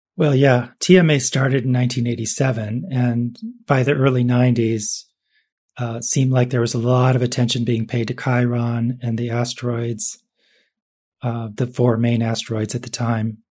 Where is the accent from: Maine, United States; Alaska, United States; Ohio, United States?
Ohio, United States; Cleveland; I was born in Cleveland